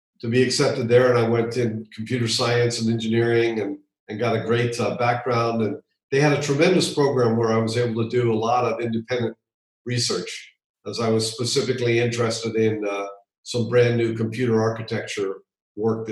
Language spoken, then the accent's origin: English; Hawaii, United States; moved away; also born or lived in Virginia; Yes, I grew up in Hawaii.